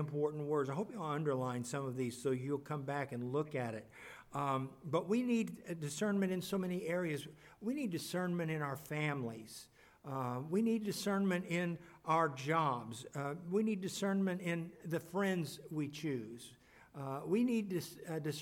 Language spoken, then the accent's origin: English; Kansas City, United States; moved away; also born or lived in Lebanon, Missouri; We grew up in Kansas City, but ended up in Lebanon, Missouri